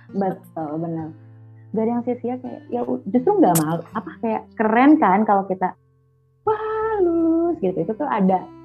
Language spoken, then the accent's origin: Indonesian; Jakarta, Indonesia; moved away; aku kan orang Jakarta dan biasanya tuh ngomong gua lu